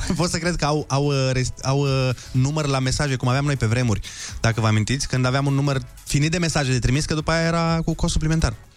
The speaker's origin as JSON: {"language": "Romanian", "town": "Suceava", "region": "Suceava County", "country": "Romania", "moved": "yes", "lives_now": "Bucharest, Romania", "said": "Eu vin din Suceava, unde la noi e cu credință, e cu mănăstiri, cu biserici, e Bucovina"}